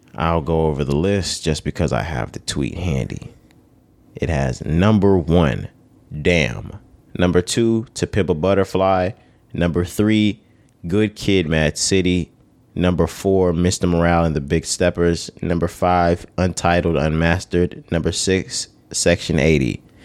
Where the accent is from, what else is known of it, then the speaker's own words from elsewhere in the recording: Texas, United States; we from Texas. We from the South